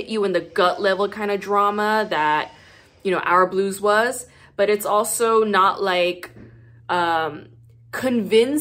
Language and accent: English; South Gyeongsang, South Korea; I'm from Gyeongsangnam-do. So that's like a southern dialect